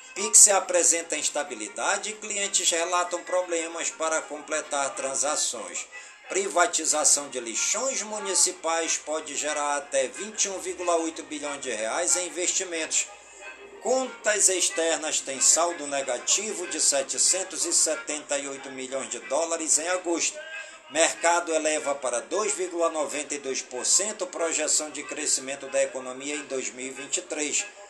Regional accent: Careiro da Várzea, Amazonas, Brazil; em todas as comunidades do Careiro da Vazia, minha cidade natal

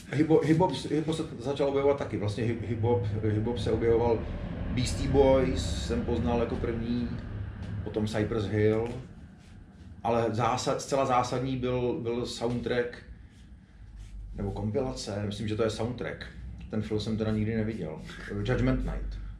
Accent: Prague, Czechia; jako Pražák

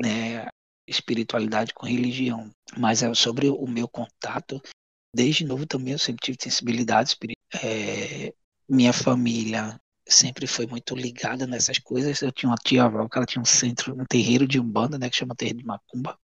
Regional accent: Goiana, Pernambuco, Brazil; moved away as an adult; also born or lived in Rio de Janeiro, Brazil / United States; now in Lisbon, Portugal; mas eu sou pernambucano. Sou pernambucano e de Goiânia

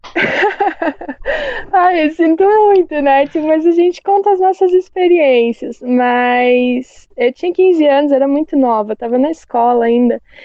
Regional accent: Paraná, Brazil; eu sou aqui do Paraná

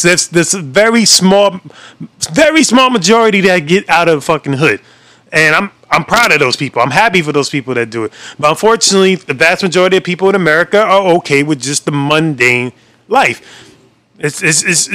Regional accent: New York City, New York, United States; we're New York, and we don't even claim Yonkers as a fifth borough or New York City

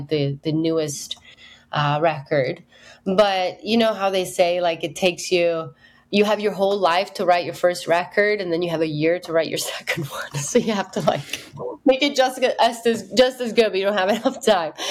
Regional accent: Italy; moved away as an adult; also born or lived in United Kingdom / Berlin / Nashville; my hometown in Italy

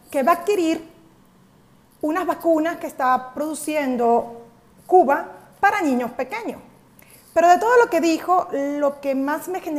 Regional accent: Mexico; vivo en México, soy mexicana

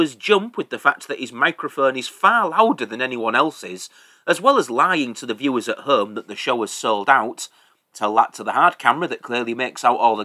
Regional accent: England, United Kingdom; I'm English

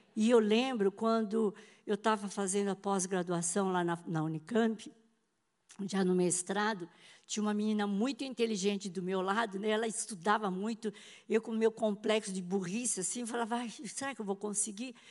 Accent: São Paulo, Brazil; meu pai é fundador da igreja metodista japonesa lá em São Paulo, né? Nasci lá.

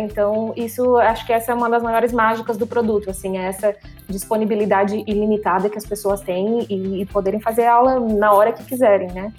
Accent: Criciúma, Santa Catarina, Brazil; moved away as an adult; also born or lived in Miami; sou de Criciúma, Santa Catarina, no sul do país.

